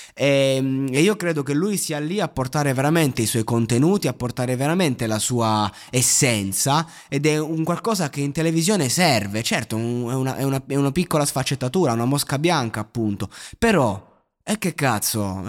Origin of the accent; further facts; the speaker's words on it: Pescara area, Abruzzo, Italy; Pescara, eh, dalle mie parti